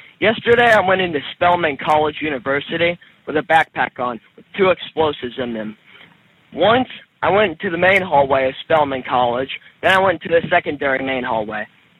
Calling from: California, United States

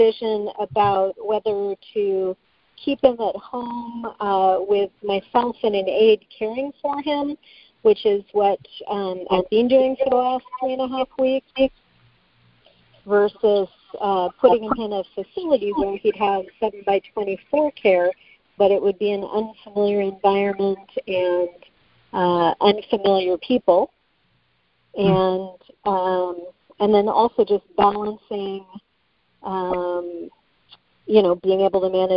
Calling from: Las Vegas, Nevada, United States; I'm calling from Las Vegas

